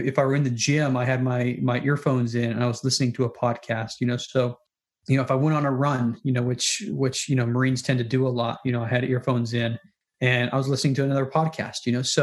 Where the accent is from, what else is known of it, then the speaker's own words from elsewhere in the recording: Salt Lake City, Utah, United States; moved away as an adult; also born or lived in Minnesota / North Carolina; I was born and raised in Salt Lake City